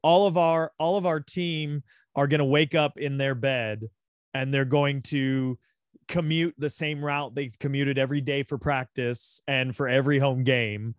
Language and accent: English; Big Bear, California, United States; also born or lived in Los Angeles, California; I was born here in Los Angeles, and we lived down in the South Bay, which is sort of like, uh, it's south of L A X, little, like, beach communities there. We lived there till I was seven, and then, like you said, we moved to Big Bear